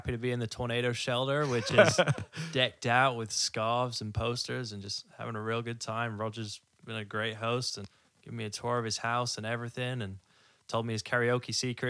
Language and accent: English; Wales, United Kingdom; moved away as an adult; now in Tulsa, United States; I'm from Wales, United mm-hmm. Kingdom. Grew up over there